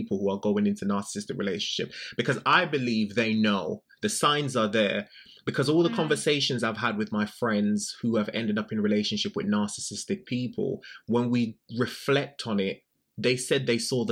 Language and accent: English; Jamaica; I'm a gay man. I'm from Jamaica